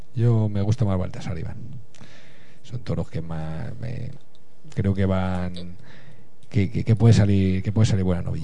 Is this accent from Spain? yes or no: yes; El Álamo, Community of Madrid, Spain; mi pueblo, es, de, es del Álamo